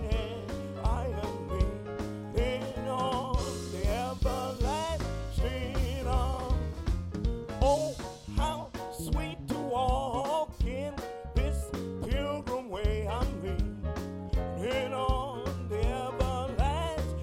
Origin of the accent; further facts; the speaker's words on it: United States; my hometown in Carfax